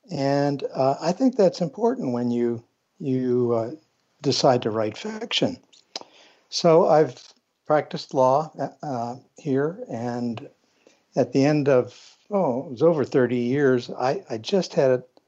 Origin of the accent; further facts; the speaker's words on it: Pennsylvania, United States; I was born in Pennsylvania, and most of my life I've lived here.